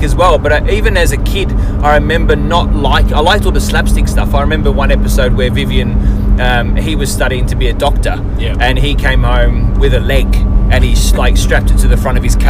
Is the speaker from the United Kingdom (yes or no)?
yes; England, United Kingdom; now in Australia; I grew up on English comedies when I was living in England and then moving over here